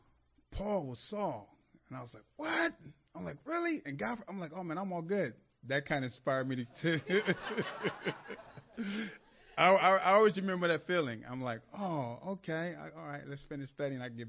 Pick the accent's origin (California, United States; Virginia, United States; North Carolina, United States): California, United States; Los Angeles; I grew up in Los Angeles outside of church